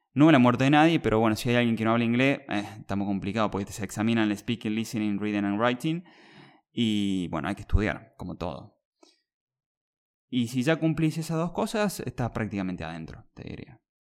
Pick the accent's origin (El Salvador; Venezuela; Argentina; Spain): Argentina; yo tengo 32 años, eh, soy de Argentina